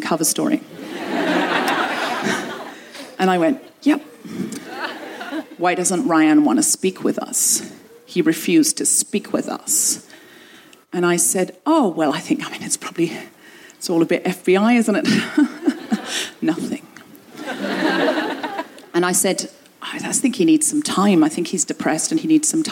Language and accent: English; London, United Kingdom; London, London, England